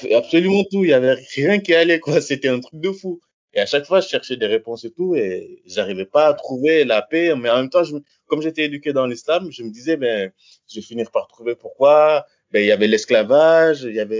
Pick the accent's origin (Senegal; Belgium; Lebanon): Senegal; moved away as an adult; also born or lived in south of France; now in France; je viens du Sénégal, j'ai 35 ans. je suis arrivé en France quand j'avais 18 ans.